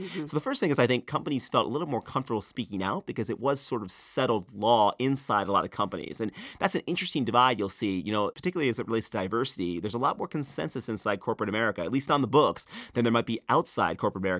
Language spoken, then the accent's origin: English; North Carolina, United States; when I told people I was from North Carolina, they'd ask me what I thought about HB2.